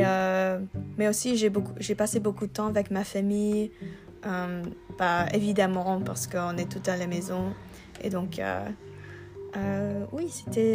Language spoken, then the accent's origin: French; Vancouver, British Columbia, Canada; French is a second language; je viens de Vancouver, Canada